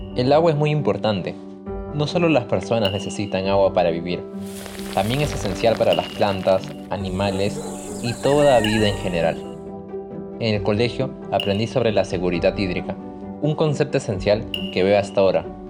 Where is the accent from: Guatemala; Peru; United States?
Peru; Chosica, Lima; Los veranos de mi niñez en Chosica podían ser muy duros